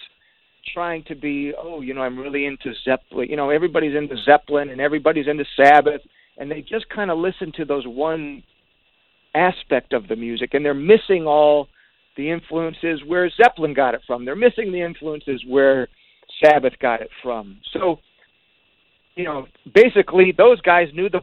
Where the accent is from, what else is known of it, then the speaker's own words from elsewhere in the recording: Detroit, Michigan, United States; growing up in Detroit is way different than California